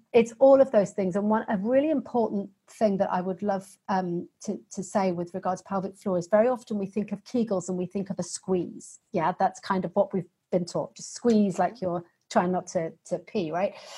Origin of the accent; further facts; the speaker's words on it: United Kingdom; accent: British; the accent has probably given away that I'm a Brit